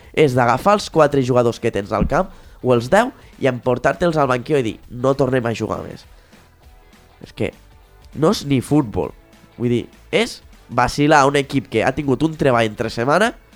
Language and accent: Catalan; Balaguer, Catalonia, Spain; Jo sóc de Balaguer